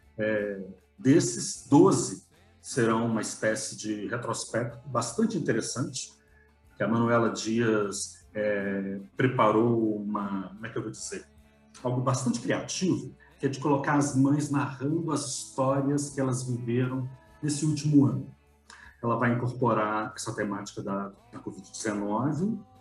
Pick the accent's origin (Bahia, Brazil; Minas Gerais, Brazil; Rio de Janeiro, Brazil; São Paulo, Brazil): Minas Gerais, Brazil; Belo Horizonte; em B H, nós tínhamos um sinal de captação da Band